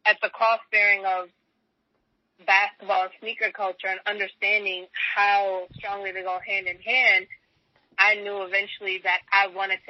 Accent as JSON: {"language": "English", "town": "Chicago", "region": "Illinois", "country": "United States", "tie": "born or raised there", "said": "I'm from Chicago, so I was here during the reign of Jordan and the Bulls, and my family was a big Bulls family"}